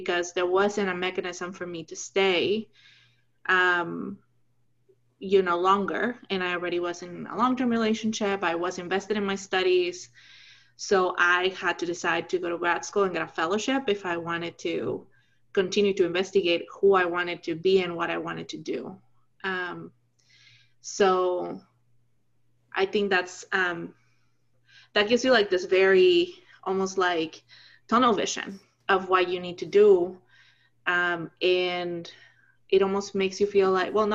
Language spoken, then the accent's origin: English; Mexico; moved away as an adult; When I came to college, I came on scholarship from Mexico